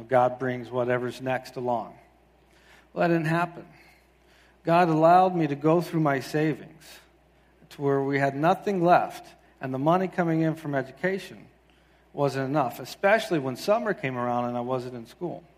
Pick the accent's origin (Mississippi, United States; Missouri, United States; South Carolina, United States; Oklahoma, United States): South Carolina, United States; moved away as an adult; now in Quincy, Massachusetts, United States; I'm originally from the South. I grew up in South Carolina